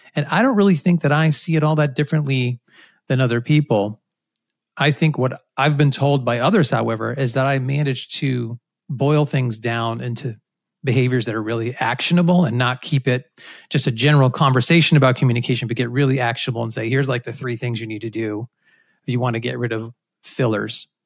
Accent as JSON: {"language": "English", "region": "Rhode Island", "country": "United States", "tie": "born or raised there", "said": "I grew up in Rhode Island, which is a place where not many people are from, but I had a great childhood there"}